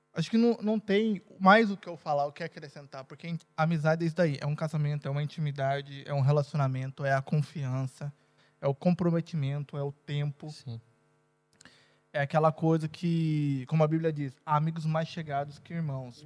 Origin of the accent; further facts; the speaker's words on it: Brazil; moved away as an adult; now in Portugal; minha cidade maravilhosa